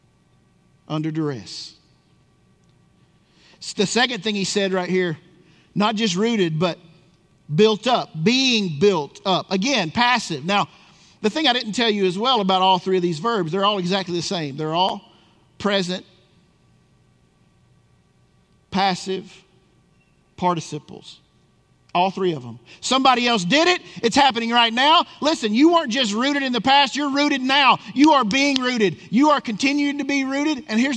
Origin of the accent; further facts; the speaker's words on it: Tennessee, United States; moved away; I grew up in Tennessee